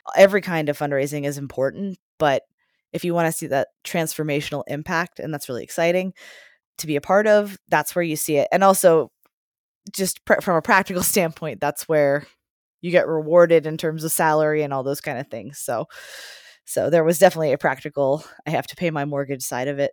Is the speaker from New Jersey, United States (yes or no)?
no; Johnstown, Pennsylvania, United States; I'm from Johnstown, Pennsylvania